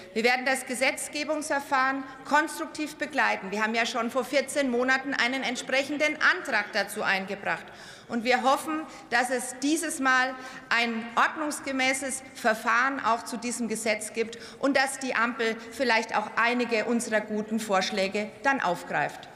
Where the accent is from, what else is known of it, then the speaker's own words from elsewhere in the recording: Germany; bei uns in Deutschland